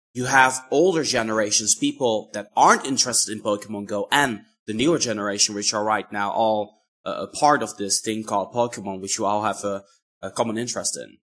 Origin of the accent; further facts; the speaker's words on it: Netherlands; I'm from the Netherlands.